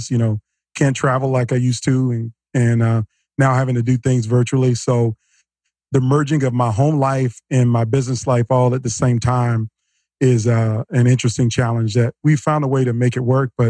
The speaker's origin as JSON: {"language": "English", "town": "Norfolk", "region": "Virginia", "country": "United States", "tie": "born or raised there", "said": "I grew up in uh, Norfolk, Virginia, is what I call home. I'm a military brat."}